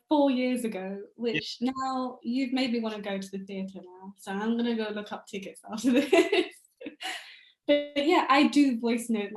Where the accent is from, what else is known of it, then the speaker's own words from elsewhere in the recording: India; I'm Indian